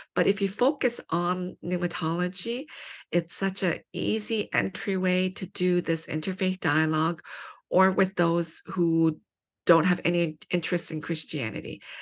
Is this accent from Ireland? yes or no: no; London, Ontario, Canada; I grew up in London, Ontario, which is a small city, two hours from Toronto.